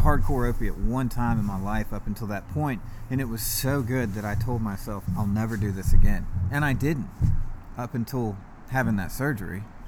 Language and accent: English; East Cobb, Georgia, United States; I grew up in East Cobb, like, not even 10 minutes from where we're at right now